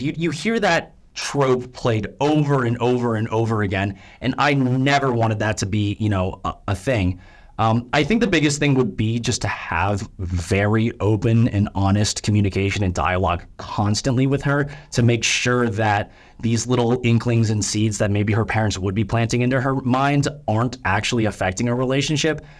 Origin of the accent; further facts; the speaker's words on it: United States; first language English; I'm a Korean American. I'm born and raised here